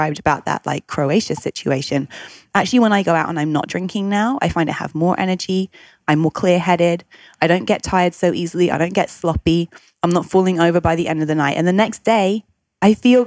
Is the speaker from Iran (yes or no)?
no; United Kingdom; I'm British. I grew up in the UK.